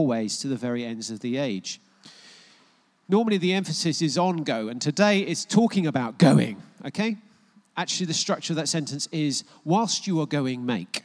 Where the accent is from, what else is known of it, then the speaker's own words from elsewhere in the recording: United States; now in United Kingdom; I was born in the United States of America, but I'm neutralized. Naturalized